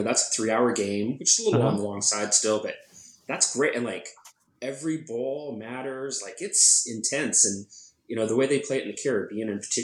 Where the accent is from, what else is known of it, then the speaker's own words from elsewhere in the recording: United States; I'm still an American